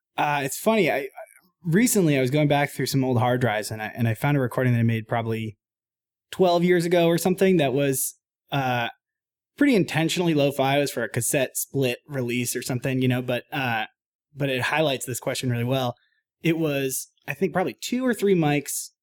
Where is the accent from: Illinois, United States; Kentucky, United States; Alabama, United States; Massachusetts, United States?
Massachusetts, United States; Boston; I grew up in Boston, Mass, uh, playing in kind of punk bands and stuff in high school